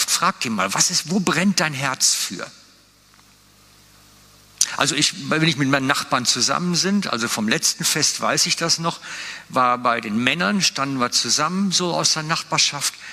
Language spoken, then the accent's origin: German; Switzerland; Natürlich, wir sind gut da drin als Schweizer, unsere Probleme können wir immer erzählen.